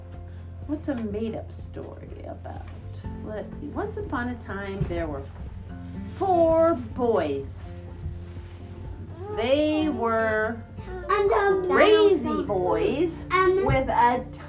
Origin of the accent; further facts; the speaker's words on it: United States; also born or lived in Seattle, Washington; I was born in Seattle, and when I was 3-4 years old, we moved to Salton to a big farm. I grew up on a farm.